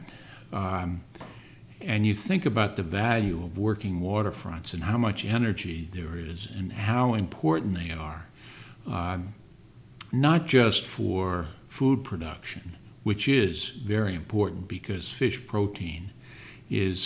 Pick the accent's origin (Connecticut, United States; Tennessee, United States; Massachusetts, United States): Massachusetts, United States; New Bedford; I am from New Bedford